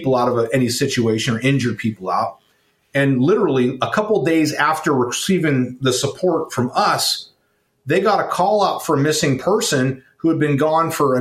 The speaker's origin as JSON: {"language": "English", "town": "Oakland", "region": "California", "country": "United States", "tie": "born or raised there", "said": "I grew up in Oakland, California."}